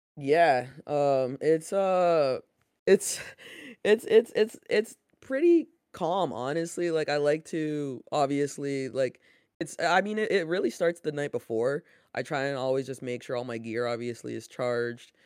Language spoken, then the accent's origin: English; Canada; growing up in Canada, North America, basketball was always there